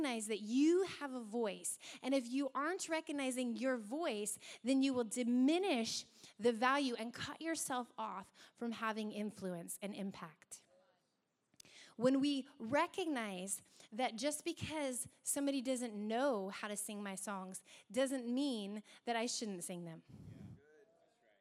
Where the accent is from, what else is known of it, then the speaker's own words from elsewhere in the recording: Hoquiam, Washington, United States; I'm from Hoquiam